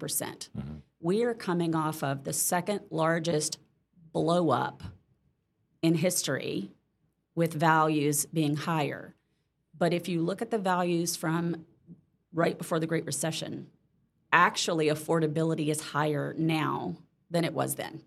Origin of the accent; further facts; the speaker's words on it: Mississippi, United States; moved away as an adult; now in Orlando, United States; I was born in Mississippi, uh, grew up there, and moved to Orlando in '92